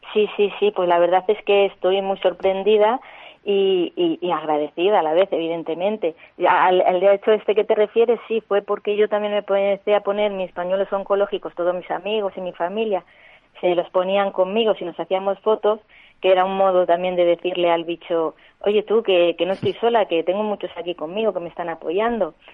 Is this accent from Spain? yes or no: yes; Cebolla, Castilla-La Mancha, Spain; en Cebolla, Toledo, hubo una riada pues con graves consecuencias y es que es mi pueblo